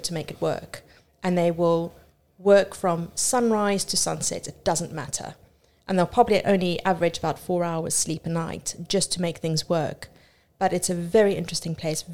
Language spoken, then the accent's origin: English; Cape Town, Western Cape, South Africa; moved away as an adult; also born or lived in United Arab Emirates; now in Fleet, United Kingdom; I grew up in Cape Town, South Africa. Left Cape Town when I turned 20 to go and live in the UAE, where I spent 14 years of my life working